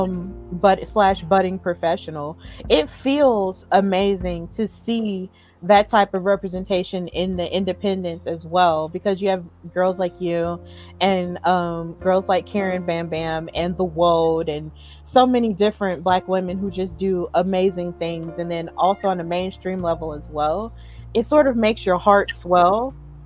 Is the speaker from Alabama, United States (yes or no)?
yes; Alabama, United States; our home state, because me, Casey, and Veronica, all three of us are from Alabama.